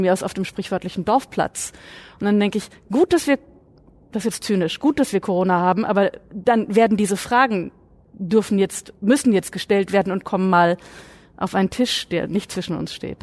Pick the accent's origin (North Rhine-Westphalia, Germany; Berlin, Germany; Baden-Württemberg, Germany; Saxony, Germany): Saxony, Germany; Ich komme ja nun aus Sachsen